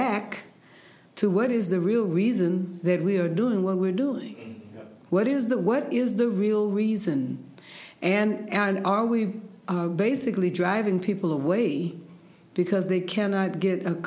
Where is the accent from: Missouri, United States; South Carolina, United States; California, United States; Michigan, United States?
California, United States; San Francisco; I'm from San Francisco mm-hmm. in California, and the humongous San Andreas Fault that runs mm-hmm. through the center of California. And so I was raised around earthquakes